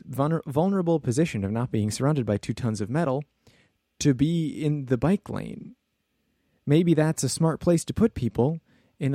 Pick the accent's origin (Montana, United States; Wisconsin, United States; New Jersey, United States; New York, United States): Wisconsin, United States; Rosendale; And we grew up in Rosendale, Wisconsin.